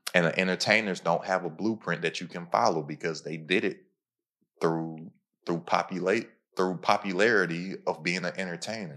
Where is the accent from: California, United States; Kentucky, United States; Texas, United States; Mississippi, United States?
Kentucky, United States; I'm from Kentucky